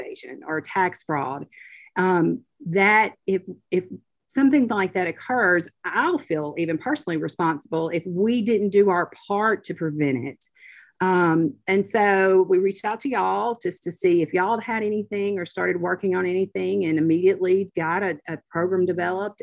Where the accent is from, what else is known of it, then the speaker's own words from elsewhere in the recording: Oxford, Mississippi, United States; growing up in Oxford